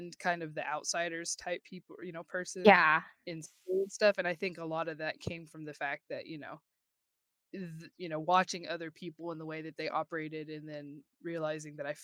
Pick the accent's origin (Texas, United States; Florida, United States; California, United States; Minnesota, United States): Texas, United States; we grew up in, you know, very small Texas towns